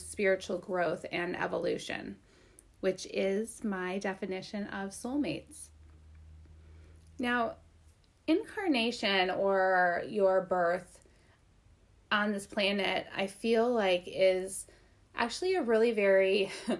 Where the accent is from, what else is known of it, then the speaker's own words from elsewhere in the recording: Minnesota and Wisconsin, Midwest, United States; moved away; also born or lived in Great Falls, Montana; I spent most of my life in Minnesota and Wisconsin